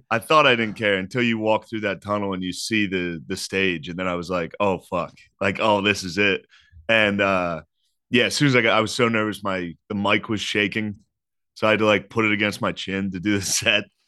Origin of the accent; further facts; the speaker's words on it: Harrisburg, Pennsylvania, United States; I'm from Harrisburg, Pennsylvania